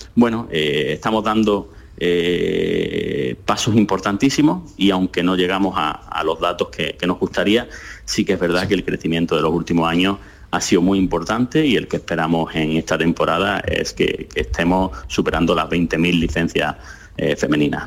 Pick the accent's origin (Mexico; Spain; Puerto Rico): Spain; Andalusia; yo estoy muy centrado en mi tierra, en Andalucía, con mi gente